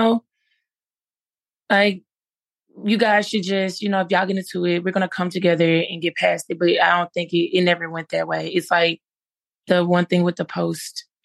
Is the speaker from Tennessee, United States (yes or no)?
yes; Memphis, Tennessee, United States; I'm from Memphis, Tennessee